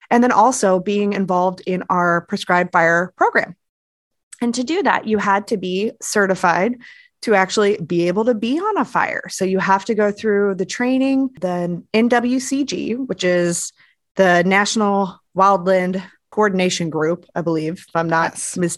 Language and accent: English; Florida, United States; now in Virginia, United States; I'm originally from Florida, where everything is just hot, bugs, and flat.